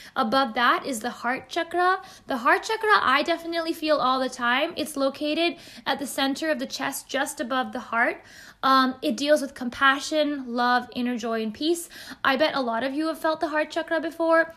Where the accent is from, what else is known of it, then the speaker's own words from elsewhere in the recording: Bay Area, California, United States; I'm an Indian American who's grown up in the Bay Area, in the beautiful California